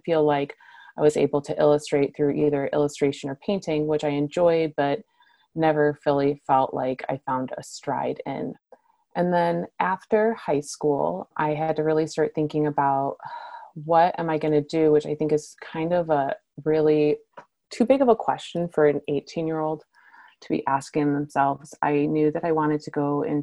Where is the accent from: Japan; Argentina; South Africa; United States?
United States; Michigan; now in Portland, United States; grew up in Michigan